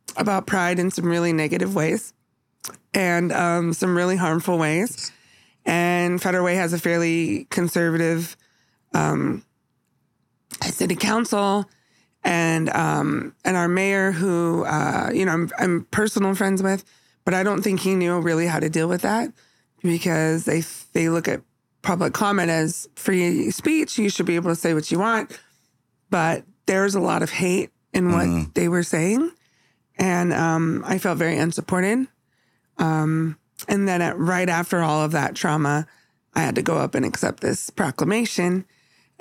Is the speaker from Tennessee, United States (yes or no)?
no; San Jose, California, United States; moved away; I grew up in California